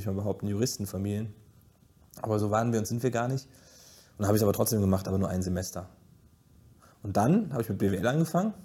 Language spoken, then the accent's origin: German; Giessen, Hesse, Germany; in Gießen aufzuwachsen ist, ich sage schon immer, es ist hässlich, aber es ist meine Heimat